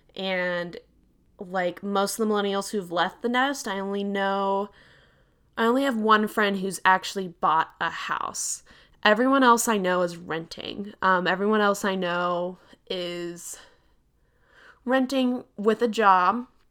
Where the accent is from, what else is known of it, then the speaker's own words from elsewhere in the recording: Texas, United States; I'm from Texas